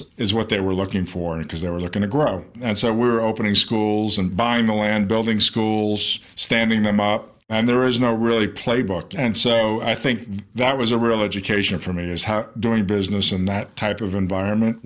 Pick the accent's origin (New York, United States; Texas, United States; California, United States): New York, United States; New York City; moved away as an adult; also born or lived in Las Vegas; I grew up in New York. I was born in Manhattan